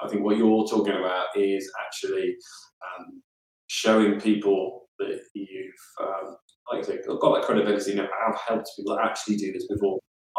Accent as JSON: {"language": "English", "town": "Southampton", "region": "South East England", "country": "United Kingdom", "tie": "born there", "said": "Pochettino's left anyway, so I'm a Southampton fan. I was born"}